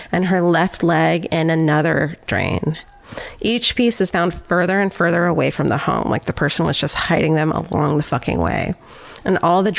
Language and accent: English; Orange County, California, United States; I'm from Orange County.